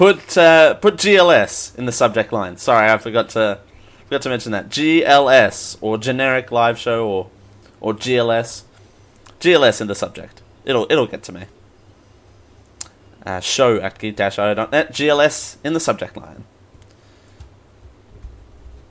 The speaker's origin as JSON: {"language": "English", "country": "Australia", "said": "being Australian"}